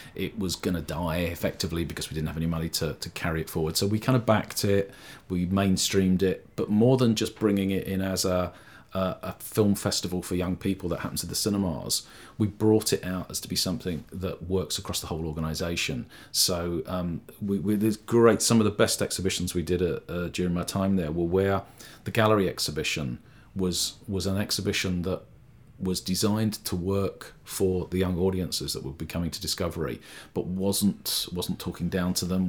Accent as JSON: {"language": "English", "region": "London", "country": "United Kingdom", "tie": "born or raised there", "also_born_or_lived": "Sheffield / Liverpool", "moved": "as an adult", "said": "I grew up in London"}